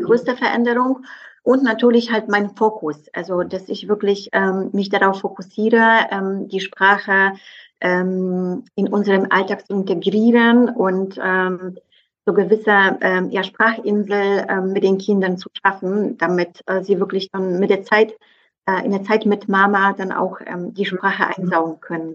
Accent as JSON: {"language": "German", "region": "southeastern Poland", "country": "Poland", "tie": "born or raised there", "first_language": "Polish", "second_language": "German", "moved": "as an adult", "lives_now": "Berlin, Germany", "said": "also ich bin im Südosten in Polen aufgewachsen"}